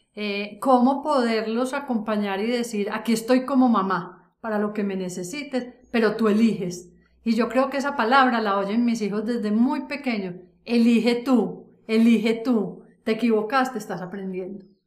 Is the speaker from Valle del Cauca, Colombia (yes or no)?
no; Antioquia, Colombia; una mujer adulta como soy yo, antioqueña, eh, de familia tradicional, donde en esta tierra paisa